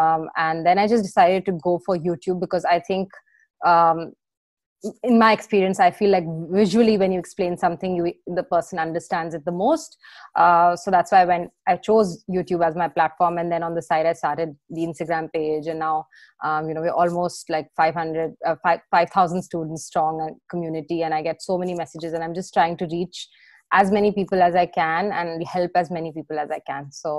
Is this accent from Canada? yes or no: no; New Delhi, Delhi, India; moved away as an adult; now in London, United Kingdom; I'm a chartered accountant from India. I was born and brought up in New Delhi